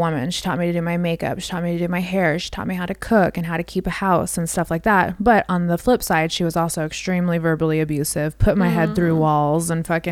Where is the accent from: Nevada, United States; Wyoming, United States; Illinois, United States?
Nevada, United States; Las Vegas; also born or lived in Houston, Texas; now in Nashville, United States; grew up in Vegas. My family moved there when I was like 5.